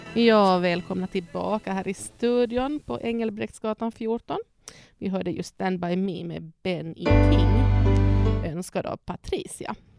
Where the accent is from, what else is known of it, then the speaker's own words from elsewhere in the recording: Ostrobothnia, Finland; now in Sweden; jag är född och uppvuxen i Österbotten, Finland